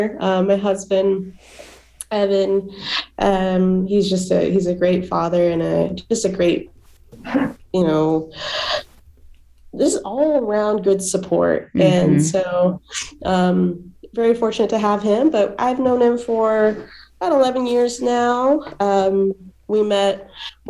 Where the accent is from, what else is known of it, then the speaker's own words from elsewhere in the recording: Salt Lake City, Utah, United States; also born or lived in California; I'm from Salt Lake City, Utah